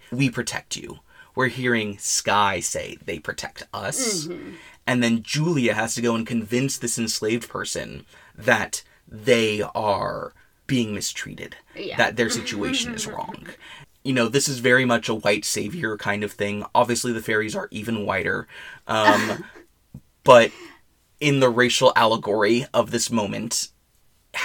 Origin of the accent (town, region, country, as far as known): United States